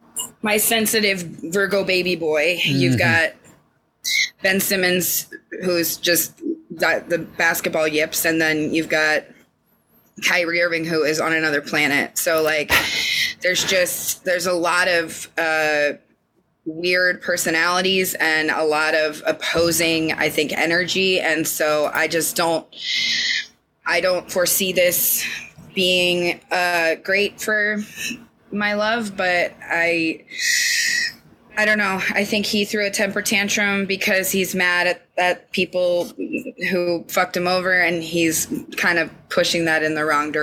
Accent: England, United Kingdom; Now I'm English, you twat.

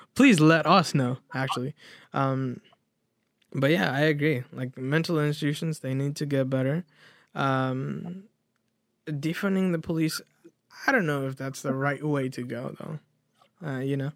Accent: United States; we are American people

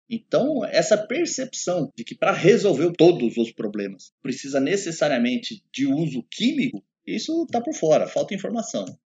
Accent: São Paulo, Brazil; eu conheço cupim, eu sou do interior, até puxo R, principalmente o paulista. Eu sou paulista. Eu conheço cupim, vivi no interior e já sei como é que é.

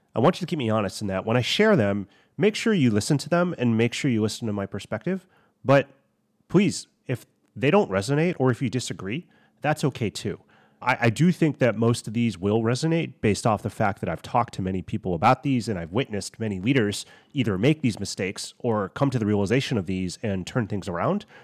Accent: United States; I'm Chinese American

